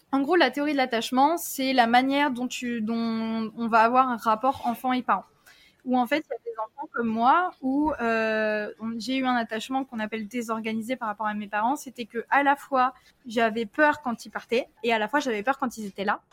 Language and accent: French; France; also born or lived in Tahiti; j'ai vécu un déménagement à 7 ans et demi où après ben, mes parents sont séparés et j'ai déménagé en France métropolitaine parce que j'étais à Tahiti